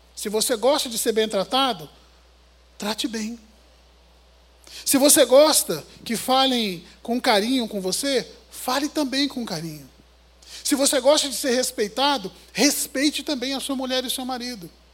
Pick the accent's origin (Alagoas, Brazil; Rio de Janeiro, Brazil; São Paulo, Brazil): Rio de Janeiro, Brazil; como um bom carioca de chinelo